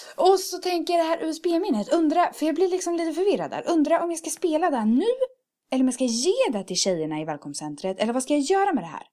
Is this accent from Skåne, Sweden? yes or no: no; Örebro, Örebro County, Sweden; moved away as an adult; now in Karlstad, Sweden; kommer fira det hemma i Örebro